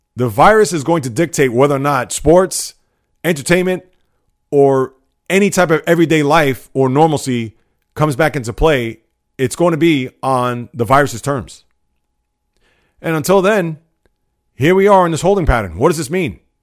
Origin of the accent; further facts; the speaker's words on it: New York, United States; being a New Yorker